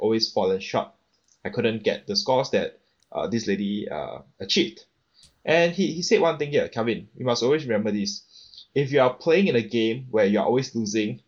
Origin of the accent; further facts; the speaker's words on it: Singapore; I come from Singapore